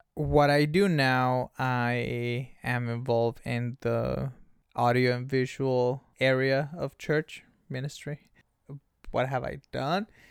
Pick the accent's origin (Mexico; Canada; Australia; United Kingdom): Mexico; Ensenada, Baja California; now in San Diego, United States; born and raised in Mexico, Ensenada, Baja California, puro cachanilla